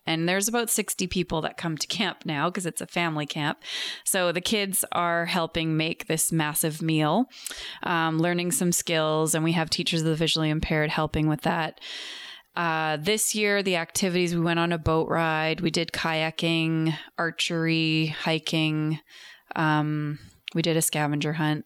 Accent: New Westminster, British Columbia, Canada; I grew up in New Westminster.

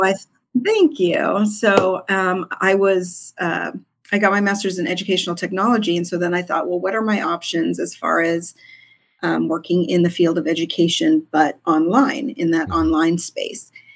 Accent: Southern California, United States; I'm originally from Southern California.

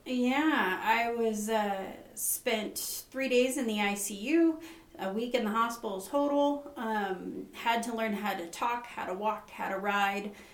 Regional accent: Nevada, United States; also born or lived in California; now in Burns, United States; we moved to Nevada when I was 10. Uh, grew up on the TS Ranch

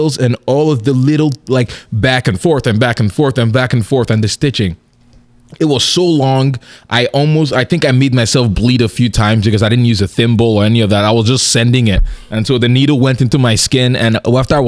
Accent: Nigeria; moved away; I'm originally from Nigeria

